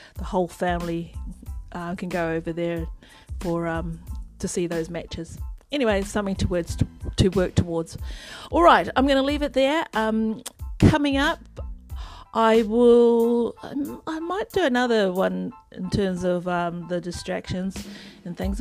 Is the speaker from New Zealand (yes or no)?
yes; New Zealand; I'm a Kiwi